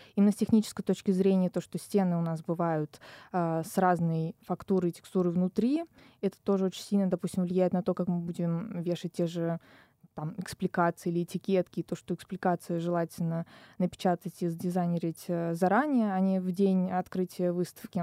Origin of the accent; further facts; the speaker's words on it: Kazan, Tatarstan, Russia; moved away as an adult; now in Moscow, Russia; я из Казани